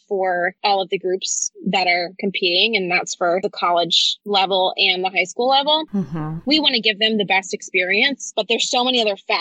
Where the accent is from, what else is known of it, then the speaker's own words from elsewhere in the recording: the South, United States; moved away; also born or lived in Northeast US / Mid-Atlantic US; I'm from the South